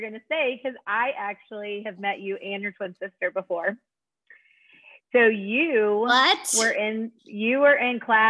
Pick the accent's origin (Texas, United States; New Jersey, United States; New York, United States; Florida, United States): Florida, United States; Pensacola; also born or lived in North Carolina; So I am a Pensacola native, so where Allie lives. I am from Pensacola, born and raised. I went to Catholic school all growing up. And just, I mean, it was so fun growing up here.